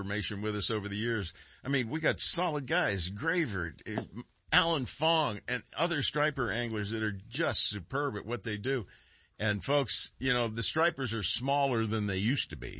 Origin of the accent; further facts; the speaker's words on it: Concord, California, United States; I grew up over in Concord